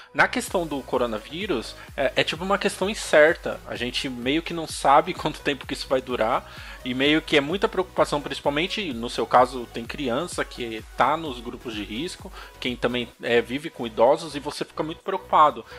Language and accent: Portuguese; São Paulo, Brazil; sou de São Paulo, capital.